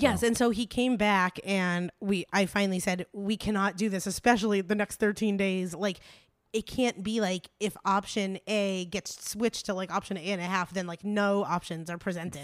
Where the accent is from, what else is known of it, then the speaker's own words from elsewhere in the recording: East Coast, United States; moved away; growing up on the East Coast